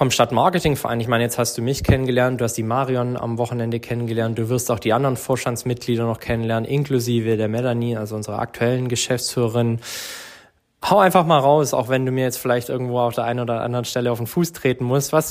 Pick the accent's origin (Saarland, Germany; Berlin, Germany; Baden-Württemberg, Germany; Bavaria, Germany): Baden-Württemberg, Germany; Herrenberg; ich bin jetzt seit 2018 wieder in Herrenberg und davor bin ich 22 Jahre in Herrenberg geboren und aufgewachsen